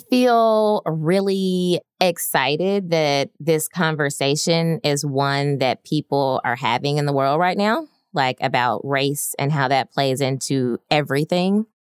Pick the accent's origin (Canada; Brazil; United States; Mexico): United States; Birmingham, Alabama; moved away as an adult; I grew up in Birmingham, Alabama